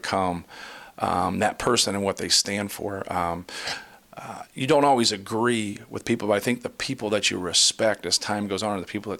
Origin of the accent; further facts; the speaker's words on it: Muncie, Indiana, United States; I grew up in Muncie on Ball State's campus